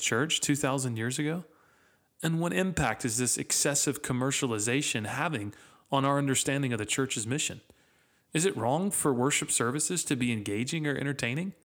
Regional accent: United States; As American Christians

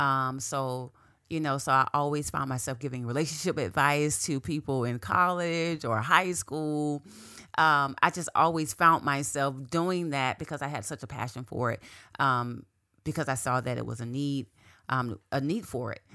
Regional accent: Quincy, Florida, United States; moved away as an adult; also born or lived in Tallahassee, Florida; now in South Florida, United States; I grew up in Quincy, Florida

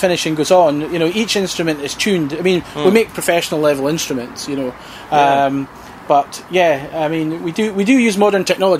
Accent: Scotland, United Kingdom; We're Scottish.

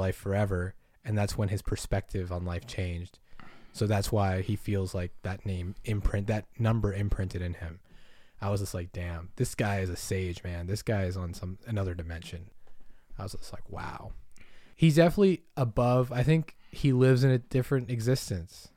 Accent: Massachusetts, United States; moved away; I grew up in Massachusetts

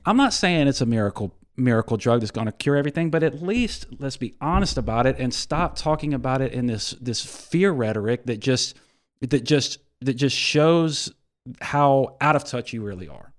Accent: Ocean Springs, Mississippi, United States; serving my hometown

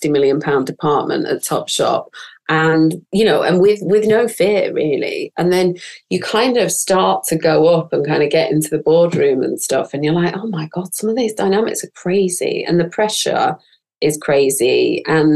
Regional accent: northern England, United Kingdom; accent: northern; my northern accent

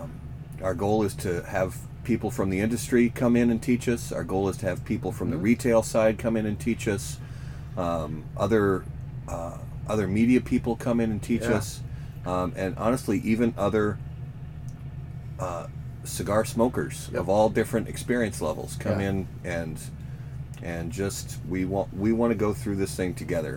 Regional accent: Minnesota, United States; I'm also from Minnesota

